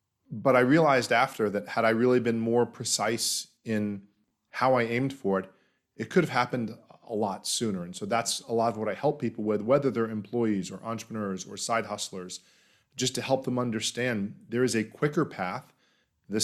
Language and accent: English; Florida, United States; I grew up in Florida, in the United States, and have enjoyed that.